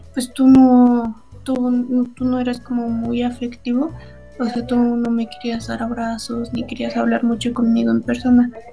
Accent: Mexico; soy de México

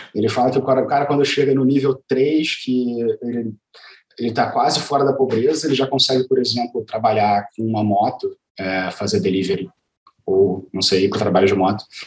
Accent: Rio de Janeiro, Brazil; Eu sou carioca

